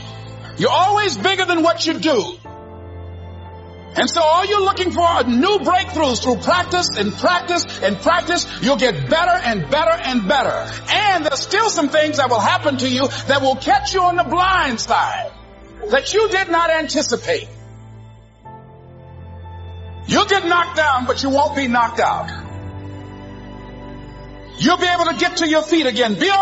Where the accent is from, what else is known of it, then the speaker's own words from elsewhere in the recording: Miami, Florida, United States; I was born in Liberty City on a floor on 62nd Street, a twin brother and me